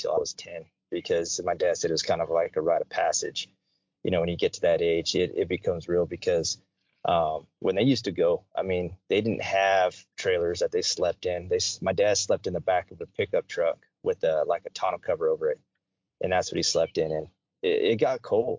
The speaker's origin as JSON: {"language": "English", "town": "Cheyenne", "region": "Wyoming", "country": "United States", "tie": "born or raised there", "also_born_or_lived": "Denver, Colorado", "said": "Born and raised in Cheyenne, Wyoming"}